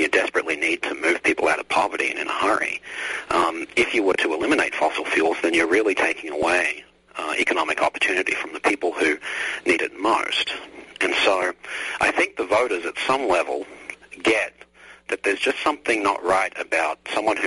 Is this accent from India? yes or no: no; Australia; now in United States; I grew up overseas. I grew up in Australia, which is another great country